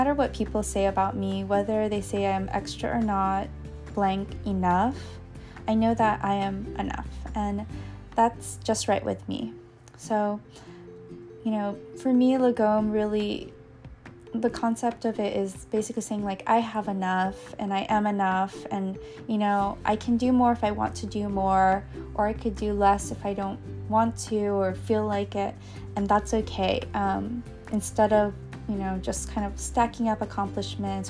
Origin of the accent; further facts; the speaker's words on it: United States; as an American or in the United States